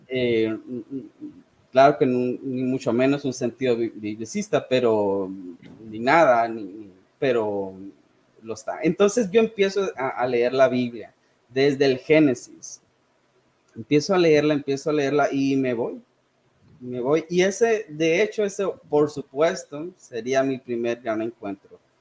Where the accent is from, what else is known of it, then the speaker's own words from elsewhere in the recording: Sonora, Mexico; also born or lived in Saltillo, Coahuila / United States / Caracas, Venezuela; soy originario de Sonora, aunque en realidad no nací aquí